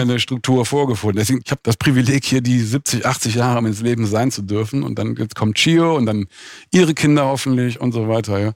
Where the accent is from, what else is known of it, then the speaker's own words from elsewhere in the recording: Bonn, North Rhine-Westphalia, Germany; also born or lived in London; now in Biesenthal, Germany; ich bin halt aus Bonn